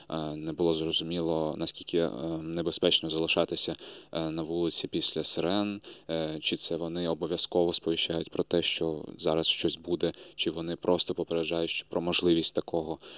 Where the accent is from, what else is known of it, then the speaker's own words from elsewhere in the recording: Crimea, Ukraine; а взагалі обов'язково записую в своїй регалії те, що я кримчанин.